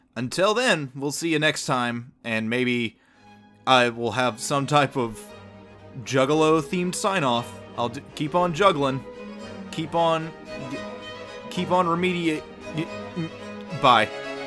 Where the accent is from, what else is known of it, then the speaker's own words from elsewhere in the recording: the South, United States; born and raised in the South